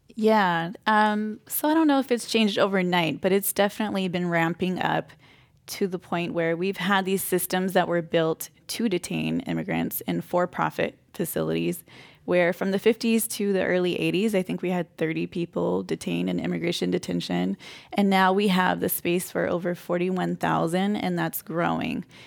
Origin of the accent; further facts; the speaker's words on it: Modesto, California, United States; also born or lived in Boston; I'm from the Central Valley, and so in Modesto, a lot of my community is Mexican, Cambodian, Laotian